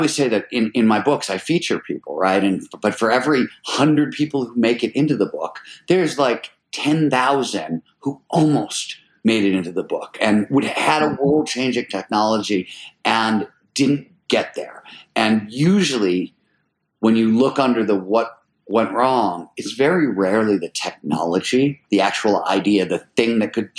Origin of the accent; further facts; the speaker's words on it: Cleveland, Ohio, United States; I grew up in Cleveland, Ohio in the 70s